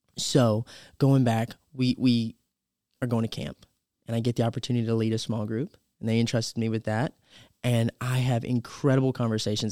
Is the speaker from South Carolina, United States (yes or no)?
yes; Campobello, South Carolina, United States; born in Campobello, South Carolina.